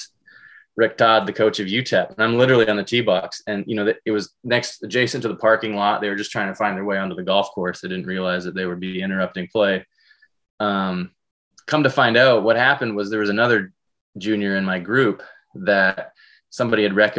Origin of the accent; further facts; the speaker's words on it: Canada; moved away as an adult; also born or lived in British Columbia / Alberta / El Paso, Texas; now in United States; growing up in British Columbia, Alberta, having the landscape